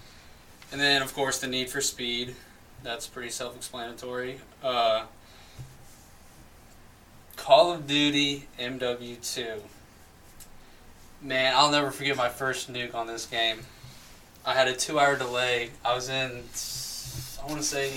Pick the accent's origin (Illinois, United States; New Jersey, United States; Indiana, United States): Indiana, United States; Madison; From Madison, Indiana